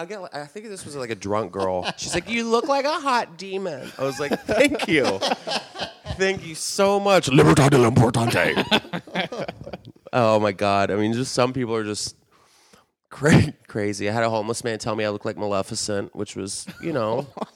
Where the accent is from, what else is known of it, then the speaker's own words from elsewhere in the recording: San Antonio, Texas, United States; moved away; Texas, San Antonio, Texas.